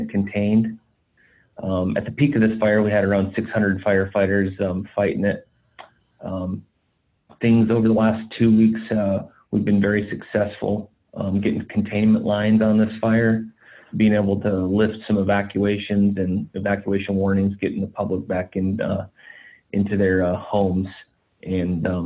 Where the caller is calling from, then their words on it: California, United States; So yeah, I'm calling in from uh, it's the Woodward fire. It's uh, burning on the uh, Point Reyes National Seashore in California.